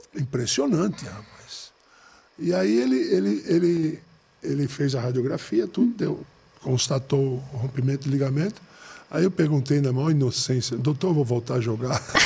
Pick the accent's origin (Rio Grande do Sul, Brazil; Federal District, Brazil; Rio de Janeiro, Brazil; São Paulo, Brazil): Federal District, Brazil; Brasília; eu sou de Brasília